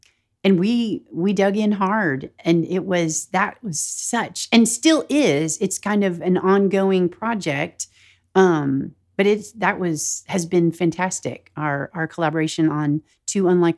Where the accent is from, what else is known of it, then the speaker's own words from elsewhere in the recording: the South, United States; phrases that I've heard while growing up in the South or just like living in the South in general.